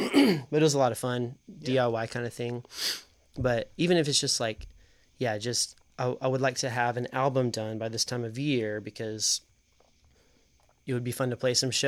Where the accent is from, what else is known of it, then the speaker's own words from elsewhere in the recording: Knoxville, Tennessee, United States; I grew up in South Knoxville.